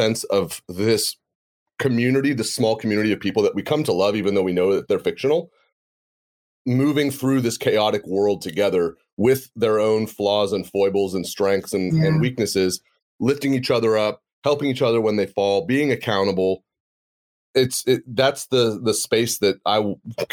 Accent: United States; you and I grew up in the United States

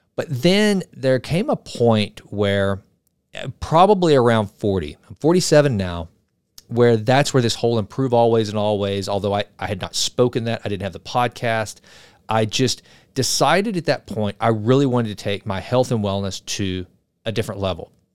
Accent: the South, United States; I'm from the South. I'm from right in the buckle of the Bible Belt

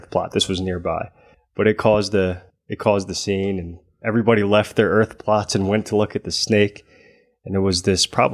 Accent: Southern New Jersey, United States; I'm from Southern New Jersey

